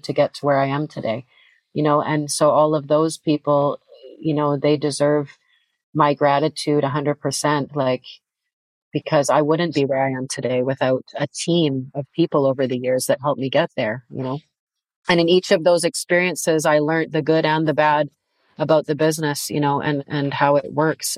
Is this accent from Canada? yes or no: yes; Canada; moved away as an adult; now in Europe; being a Canadian artist and playing in Canada too